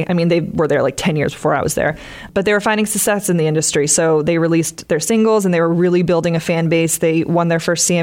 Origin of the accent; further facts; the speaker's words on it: Westwood, Massachusetts, United States; moved away as an adult; now in Nashville, United States; I'm originally from Westwood, Massachusetts, and I now live in Nashville, Tennessee.